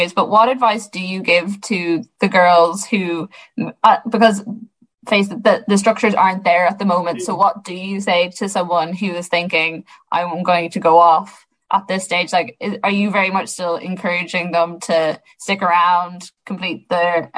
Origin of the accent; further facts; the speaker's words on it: Sligo, Connacht, Ireland; I'm from Sligo